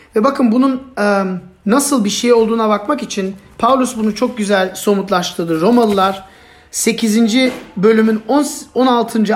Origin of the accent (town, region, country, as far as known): Turkey